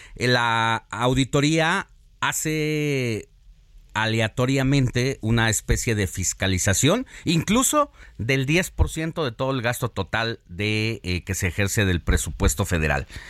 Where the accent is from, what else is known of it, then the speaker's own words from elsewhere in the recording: Mexico; nos hizo sentir orgullosos como mexicanos